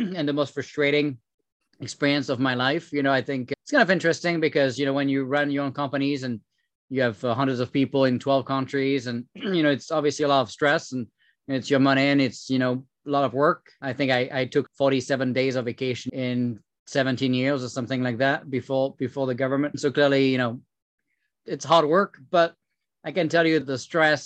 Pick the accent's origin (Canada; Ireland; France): France; accent: French; English is a second language; moved away as an adult; now in United States; I came from France, as you can tell with my French accent, moved here about 12 years ago, became a citizen about 6 years ago